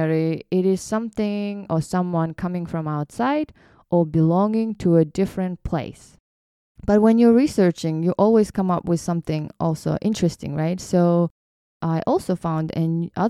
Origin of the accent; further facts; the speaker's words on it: Kyrgyzstan; English is a second language; now in United States; growing up in Kyrgyz culture